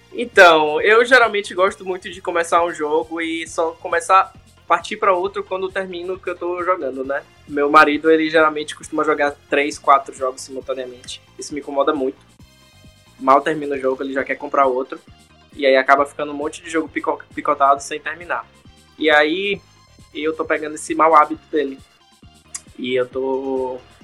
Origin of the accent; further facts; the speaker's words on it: Salvador, Bahia, Brazil; now in United States; sou de Salvador, atualmente moro aqui nos Estados Unidos